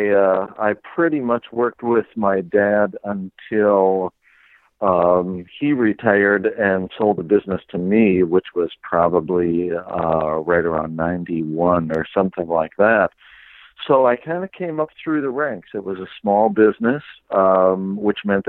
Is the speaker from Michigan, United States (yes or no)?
no; Green Bay, Wisconsin, United States; now in Two Rivers, United States; I grew up in Green Bay, Wisconsin